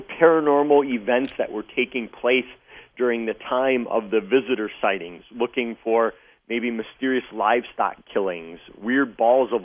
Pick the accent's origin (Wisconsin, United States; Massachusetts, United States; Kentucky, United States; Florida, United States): Wisconsin, United States; Wisconsin is my home state